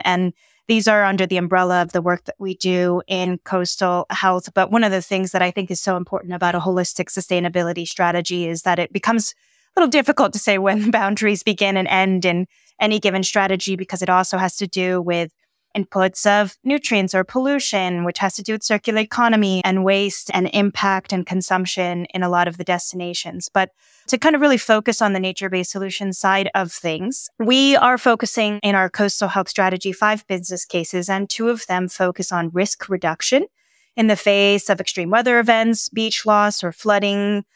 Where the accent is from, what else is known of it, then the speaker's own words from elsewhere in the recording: San Diego, California, United States; I grew up in San Diego